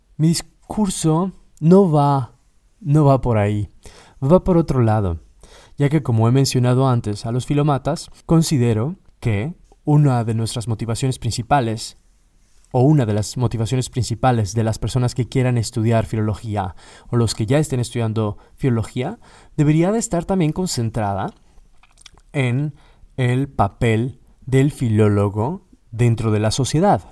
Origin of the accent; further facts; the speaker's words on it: Mexico; moved away as an adult; also born or lived in Katowice, Poland; now in Warsaw, Poland; soy mexicano, egresado de la Universidad Nacional Autónoma de México